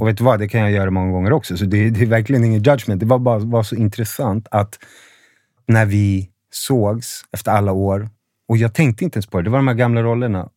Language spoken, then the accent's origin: Swedish; Sundbyberg, Stockholm County, Sweden; also born or lived in Huddinge; Född i Huddinge, men jag har bott i Rissne hela mitt liv